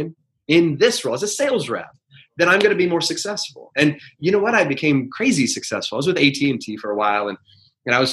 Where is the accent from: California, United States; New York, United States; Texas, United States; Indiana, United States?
Indiana, United States; West Lafayette; growing up in West Lafayette, Indiana, that's Purdue country